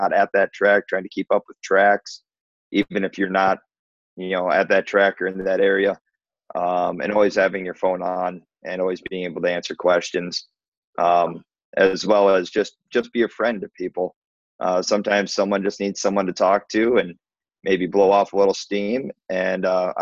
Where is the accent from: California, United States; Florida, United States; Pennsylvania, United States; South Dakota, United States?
South Dakota, United States; near Aberdeen; also born or lived in Mankato, Minnesota; I grew up in South Dakota, not far from Aberdeen, South Dakota